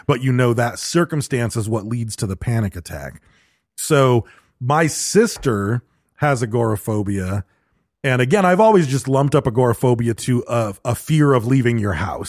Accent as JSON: {"language": "English", "region": "Michigan", "country": "United States", "tie": "born or raised there", "said": "growing up in Michigan"}